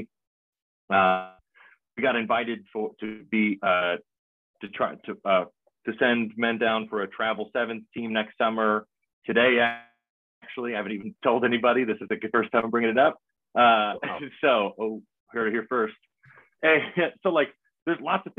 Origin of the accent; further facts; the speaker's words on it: Michigan, United States; moved away as an adult; also born or lived in Hawaii / East Coast; now in Oklahoma, United States; I'm from Michigan